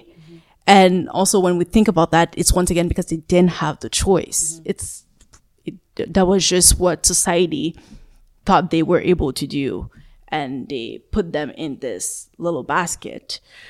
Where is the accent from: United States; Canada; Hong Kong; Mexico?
Canada; Growing up in Canada, we can say we have the choice to choose the field that we want.